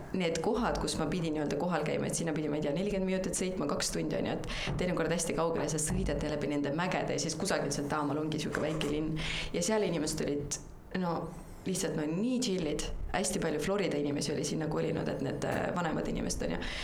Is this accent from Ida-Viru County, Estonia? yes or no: yes; Ida-Viru County, Estonia; ma olen Ida-Virumaalt pärit